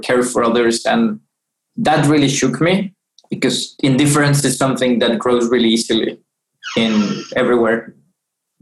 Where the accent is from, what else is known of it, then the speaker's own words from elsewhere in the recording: Bogota, Colombia; my own hometown in terms of growing up in Bogota